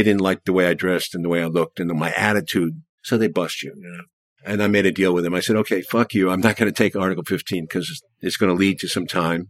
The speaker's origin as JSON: {"language": "English", "town": "New York City", "region": "New York", "country": "United States", "said": "I came from New York City, privileged."}